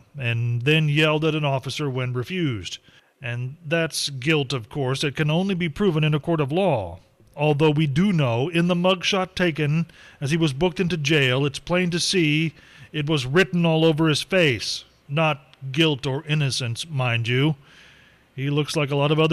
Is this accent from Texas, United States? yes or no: no; Indiana, United States; also born or lived in Mount Carmel; I moved to Indiana from Mount Carmel when I was like four. Okay, so I've lived much of my life here and enjoy the state very much and all of the things that you know you can do and go and see and identify as a Hoosier